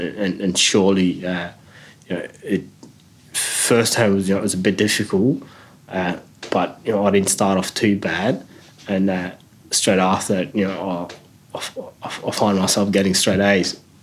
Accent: Adelaide, South Australia, Australia; when I was growing up in Adelaide

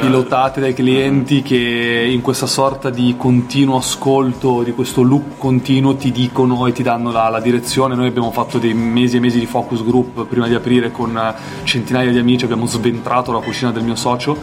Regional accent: Apulia, Italy; Io sono pugliese, mia madre faceva le orecchiette

